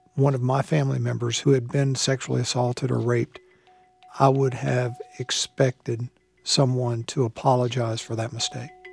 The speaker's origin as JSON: {"language": "English", "region": "the South", "country": "United States", "also_born_or_lived": "Fayetteville, North Carolina", "lives_now": "Charlotte, United States", "said": "I'm from the South."}